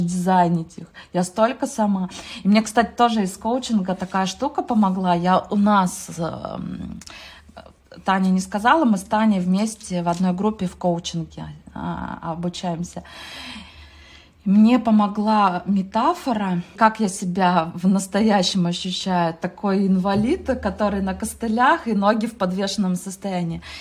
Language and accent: Russian; Mezhdurechensk, Kemerovo Oblast, Russia; also born or lived in Ukraine; в первом классе я захотела стать отличницей, а я приехала с Украины в Междуреченск, ну это Кузбасс